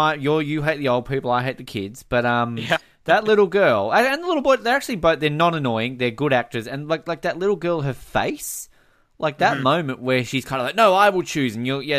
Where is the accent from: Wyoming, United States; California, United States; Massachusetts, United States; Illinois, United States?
Wyoming, United States; I'm from Wyoming.